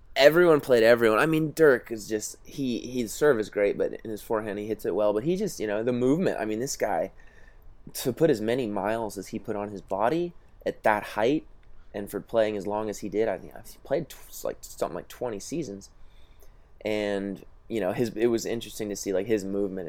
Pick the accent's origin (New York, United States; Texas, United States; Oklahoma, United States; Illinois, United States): Oklahoma, United States; Tulsa; I grew up playing in Tulsa